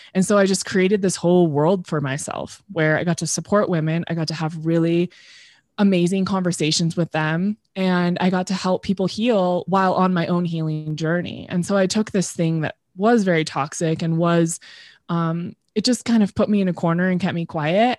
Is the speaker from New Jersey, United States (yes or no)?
no; Temecula, California, United States; also born or lived in Los Angeles; I grew up in Temecula, which is in Southern California